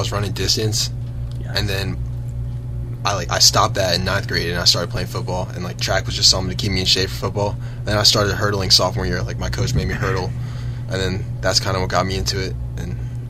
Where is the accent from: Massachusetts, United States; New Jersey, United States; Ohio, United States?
New Jersey, United States; Haddonfield; I'm from Haddonfield, New Jersey.